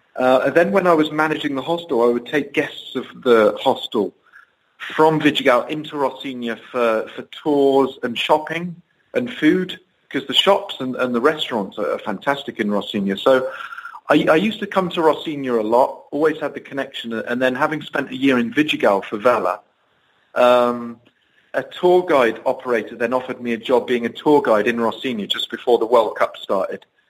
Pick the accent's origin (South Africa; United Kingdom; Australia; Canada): United Kingdom; Bude, South West England; moved away as an adult; now in Rio de Janeiro, Brazil; I grew up in the southwest of England, a, a small little coastal town called Bude